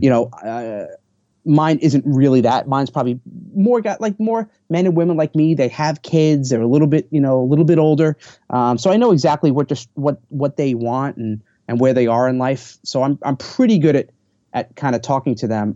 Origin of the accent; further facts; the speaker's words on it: New York, United States; I'm from New York